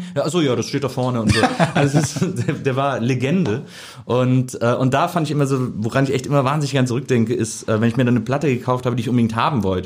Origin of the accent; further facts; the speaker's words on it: Wesseling, North Rhine-Westphalia, Germany; Ich komme aus Wesseling, das ist so zwischen Köln und Bonn, so ein kleiner Ort